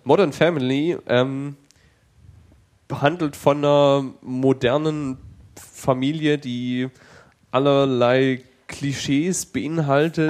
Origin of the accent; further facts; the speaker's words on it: Germany; als Deutscher